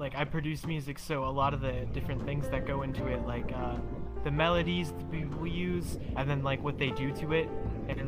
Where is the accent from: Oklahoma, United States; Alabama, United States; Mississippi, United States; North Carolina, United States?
Mississippi, United States; I'm from America, Mississippi to be specific.